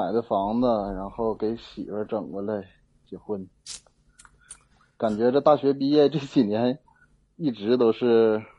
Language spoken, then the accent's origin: Chinese; Tongliao, Inner Mongolia, China; moved away as an adult; now in Huolinhe, China; 我老家在通辽，父母都在通辽呢，